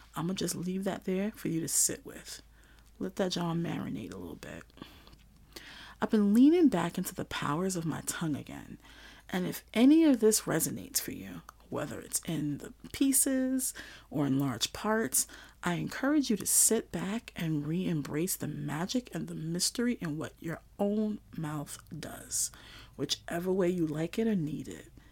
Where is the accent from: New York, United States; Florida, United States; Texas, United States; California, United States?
New York, United States; New York City; growing up in Flatbush, Brooklyn, going to school in Old Bushwick